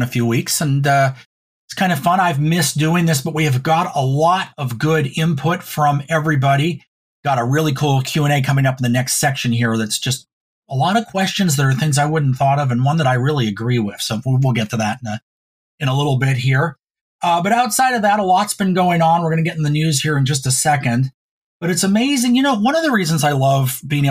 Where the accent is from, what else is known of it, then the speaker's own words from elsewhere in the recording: Reno, Nevada, United States; now in Oregon, United States; when I grew up in Reno, I went to McQueen